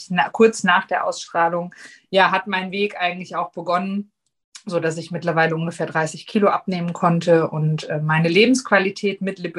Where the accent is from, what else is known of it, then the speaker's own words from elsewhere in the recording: Hesse, Germany; ich bin …, ich bin 40, ich komme aus Nordhessen